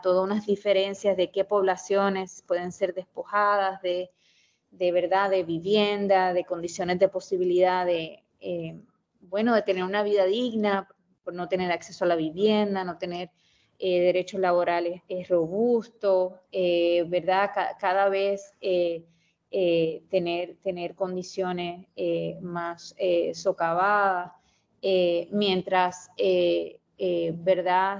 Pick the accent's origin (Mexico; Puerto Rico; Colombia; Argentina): Puerto Rico; Mayagüez; soy de Mayagüez, Puerto Rico, eh, me crié allá